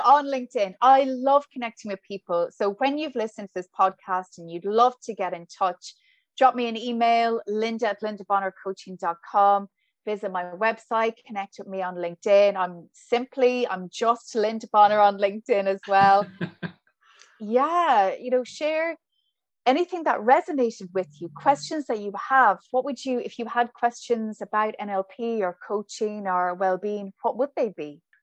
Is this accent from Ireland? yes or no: yes; Ballinasloe, Connacht, Ireland; accent: Irish; moved away as an adult; also born or lived in Saudi Arabia; now in Brooklyn, New York, United States; I'm from Galway